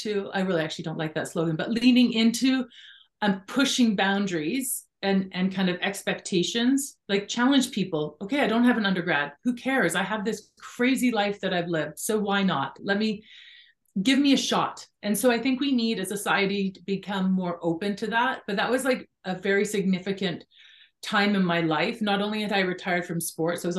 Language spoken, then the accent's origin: English; British Columbia, Canada; I grew up in British Columbia